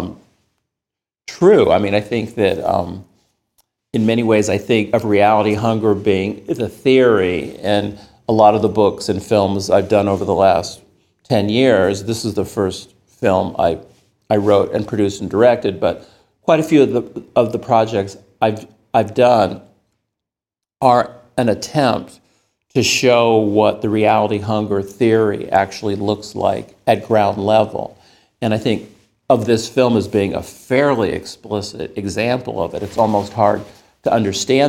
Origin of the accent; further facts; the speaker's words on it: the Bay Area, California, United States; I grew up in the Bay Area